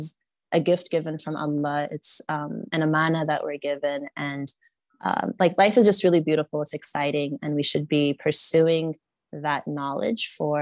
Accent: Florida, United States; moved away as an adult; also born or lived in Nigeria; I was born and raised in the United States in the state of Florida

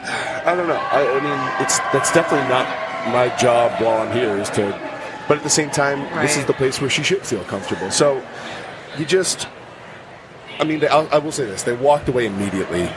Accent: Massachusetts, United States; I'm from Massachusetts, where the people are stubborn

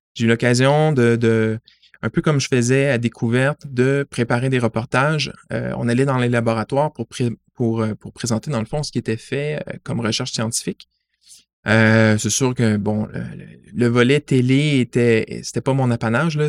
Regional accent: Montreal, Quebec, Canada; je suis montréalais, j'ai fait l'ensemble de mon parcours sur l'île de Montréal, j'ai grandi à La Salle

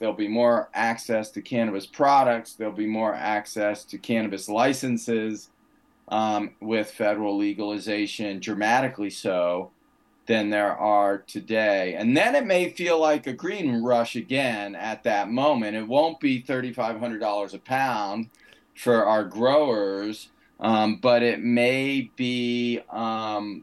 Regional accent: United States; as an American

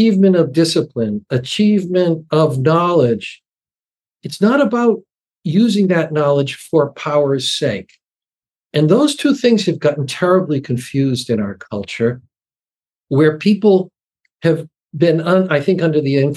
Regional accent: Massachusetts, United States; I speak from my hometown in Massachusetts

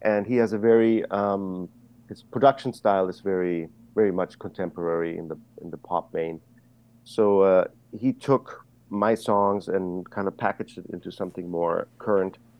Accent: Germany; moved away; I was growing up in Germany

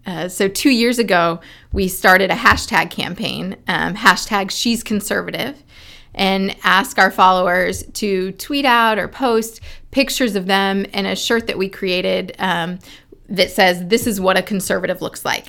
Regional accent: Indiana, United States; my home state senator from Indiana

